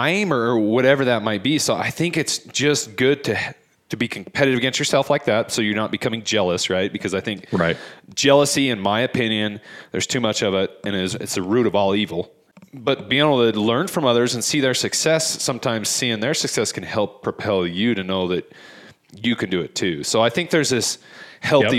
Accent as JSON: {"language": "English", "area": "Ogden Valley", "region": "Utah", "country": "United States", "tie": "born or raised there", "said": "Growing up in the Ogden Valley, hunting horseback up in the Huntsville area"}